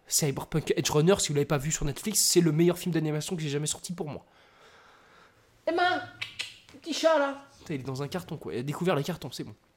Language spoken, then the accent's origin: French; France; je suis Français. De papier et de cœur.